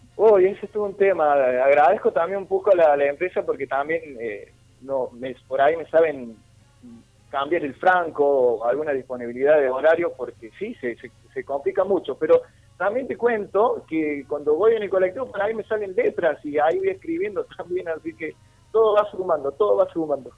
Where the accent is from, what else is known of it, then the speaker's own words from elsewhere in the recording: Sierras Chicas, Córdoba, Argentina; somos de las Sierras Chicas